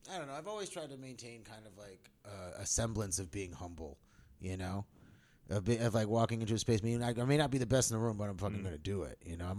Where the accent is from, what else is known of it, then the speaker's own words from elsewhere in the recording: Albany, New York, United States; moved away as an adult; now in Los Angeles, United States; I'm from Albany, New York.